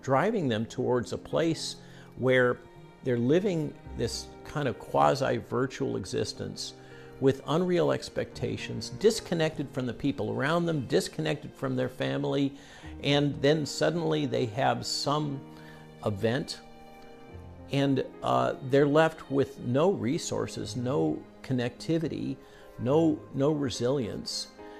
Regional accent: Virginia, United States; they apparently want to do it in my home state in Virginia.

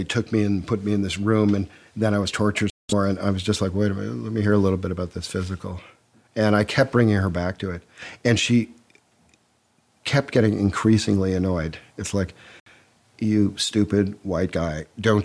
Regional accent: Chicago, Illinois, United States; moved away as an adult; now in London, United Kingdom; I'm an American born in Chicago

